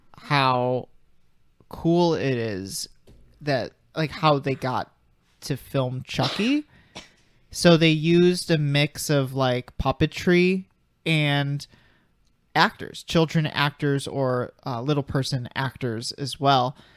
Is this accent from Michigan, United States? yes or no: no; Chicago, Illinois, United States; I'm from Chicago